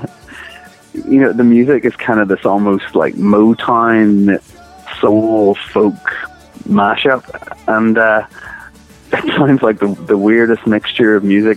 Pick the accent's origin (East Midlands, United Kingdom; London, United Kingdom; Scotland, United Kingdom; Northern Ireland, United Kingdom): Northern Ireland, United Kingdom; it being Northern Irish as well, which is obviously where we're from